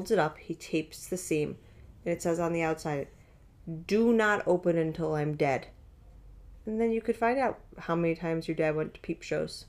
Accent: East Aurora, New York, United States; I grew up in East Aurora

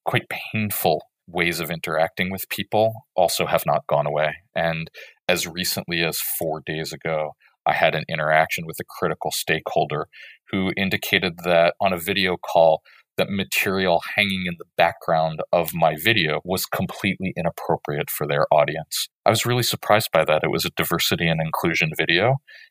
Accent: United States; I'm an American

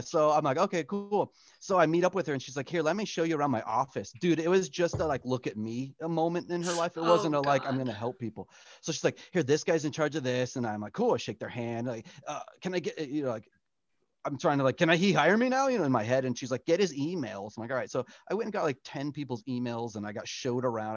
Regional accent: San Diego, California, United States; moved away as an adult; also born or lived in Florida; now in Los Angeles, United States; I'm originally from San Diego, went to school at Full Sail.

